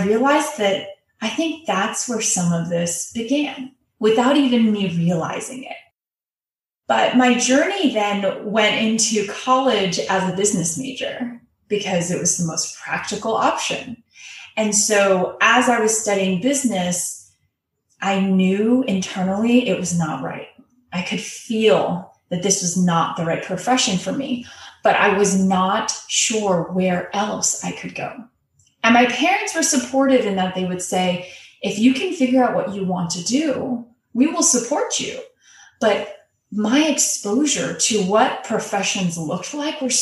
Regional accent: United States; being Asian American

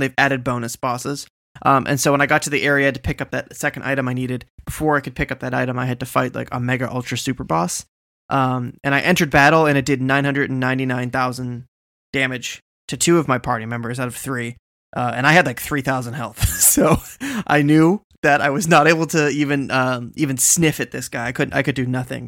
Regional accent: Boston, Massachusetts, United States; I'm from Boston

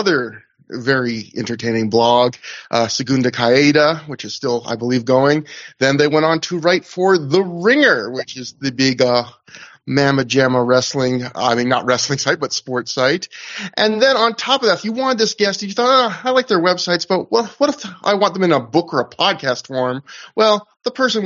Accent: Northwest Canada, Canada; I'm Northwest Canadian.

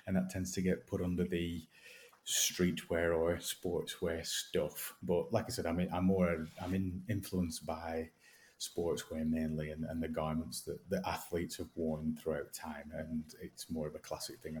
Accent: Accrington, North West England, United Kingdom; Accrington born and raised

